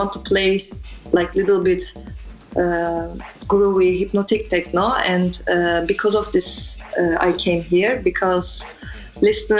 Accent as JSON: {"language": "English", "region": "Istanbul", "country": "Turkey", "tie": "born or raised there", "second_language": "English", "moved": "as an adult", "lives_now": "Amsterdam, Netherlands", "said": "I born in Turkey, Istanbul. I came here 1 year ago"}